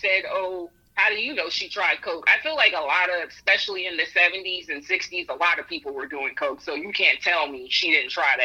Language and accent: English; United States; I am American